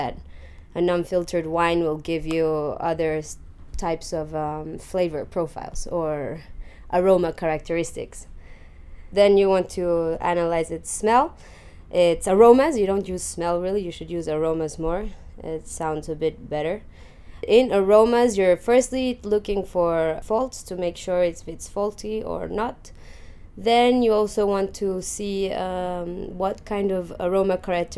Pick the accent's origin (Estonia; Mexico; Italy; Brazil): Mexico; moved away as an adult; also born or lived in London, United Kingdom; now in Chile; I was born in London, but went to Mexico when I was 9 months old. I grew up there, so I was there all my life.